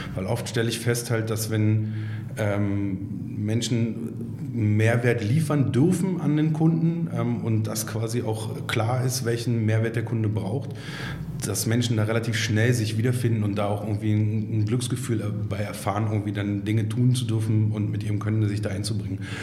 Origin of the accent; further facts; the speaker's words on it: Berlin, Germany; gebürtiger Berliner, was in Berlin gar nicht mehr so oft zu finden ist